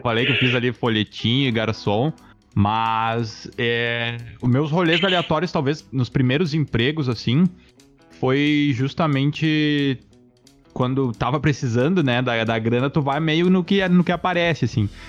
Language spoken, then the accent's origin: Portuguese; Itaqui, Rio Grande do Sul, Brazil; eu sou do interior, eu sou de Itaqui